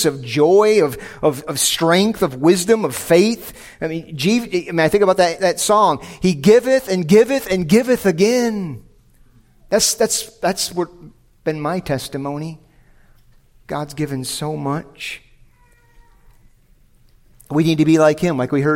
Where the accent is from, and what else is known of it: United States